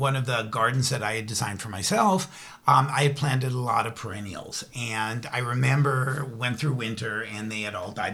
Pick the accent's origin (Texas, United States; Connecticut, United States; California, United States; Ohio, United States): California, United States; I'm born and raised in California